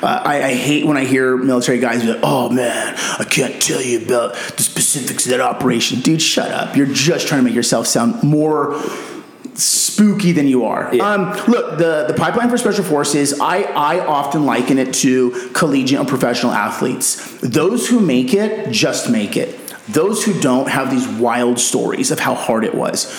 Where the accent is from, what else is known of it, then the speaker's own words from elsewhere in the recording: Yuma, Arizona, United States; moved away as an adult; now in Scottsdale, United States; I grew up in Yuma